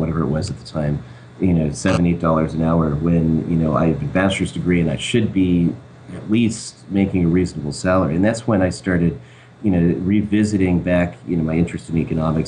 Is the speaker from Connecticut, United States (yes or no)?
yes; Connecticut, United States; moved away; Originally, I'm from Connecticut